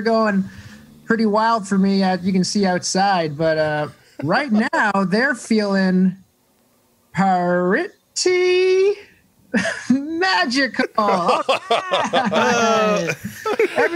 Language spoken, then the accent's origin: English; Toronto, Ontario, Canada; moved away; I am from Toronto, Canada. So it's grade 7, not 7th grade.